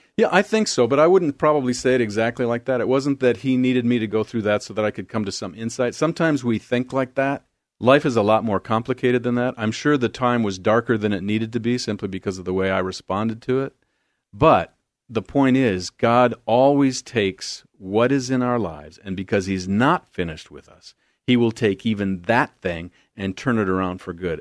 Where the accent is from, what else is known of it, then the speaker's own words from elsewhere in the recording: Beloit, Wisconsin, United States; moved away as an adult; also born or lived in Arden Hills, Minnesota; now in Oregon, United States; I'm from the Midwest, good Midwest boy, Southern Wisconsin, right on the Illinois border. In fact, you cross Sherlyn Avenue and you're in South Beloit, Illinois